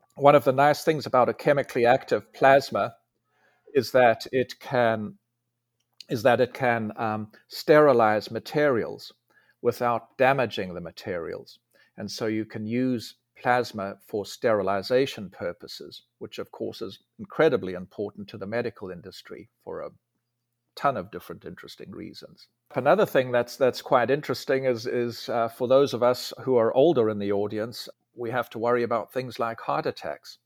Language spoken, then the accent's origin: English; South Africa; moved away as an adult; also born or lived in Germany / Delaware / California; now in Huntsville, United States; I grew up in South Africa.